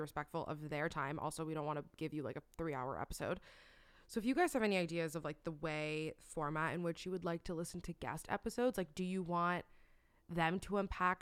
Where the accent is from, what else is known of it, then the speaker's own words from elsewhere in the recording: Miami, Florida, United States; moved away; growing up in Miami, like, I was super girly